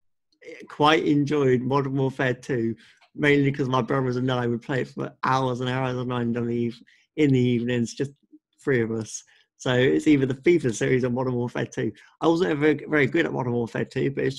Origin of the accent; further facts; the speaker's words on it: Suffolk, East of England, United Kingdom; also born or lived in Leicester; I've lived in Suffolk my whole life.